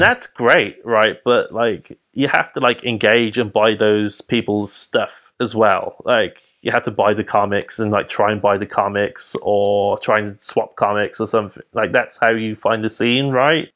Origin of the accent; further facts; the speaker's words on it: Birmingham, West Midlands, United Kingdom; I'm from Birmingham